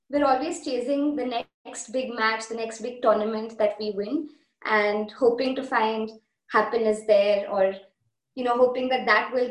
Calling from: Hamburg, Germany; I'm calling from Hamburg, Germany

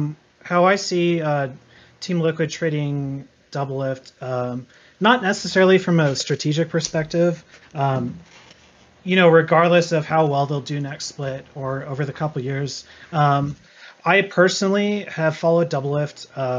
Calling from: Spokane, Washington, United States; I'm calling from Spokane, Washington.

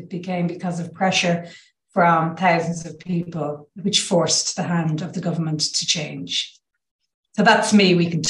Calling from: Ireland

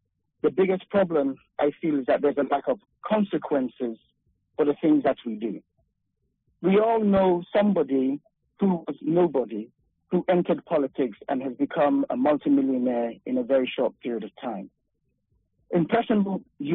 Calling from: Sacramento, California, United States; I'm calling from Sacramento

